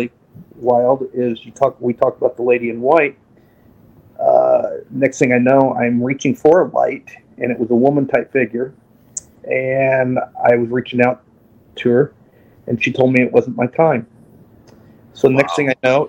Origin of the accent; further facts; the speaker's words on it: near Evansville, Southern Indiana, United States; I'm from Southern Indiana, near Evansville, Indiana, down south near Kentucky and Indiana and Illinois. And I grew up on a farm, a 63-acre farm.